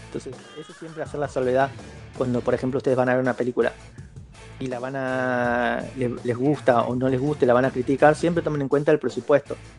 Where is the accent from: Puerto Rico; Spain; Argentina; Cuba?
Argentina; soy de Argentina